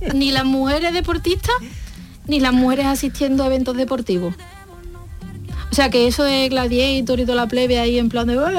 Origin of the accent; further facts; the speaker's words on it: province of Huelva, Andalusia, Spain; yo soy de la provincia de Huelva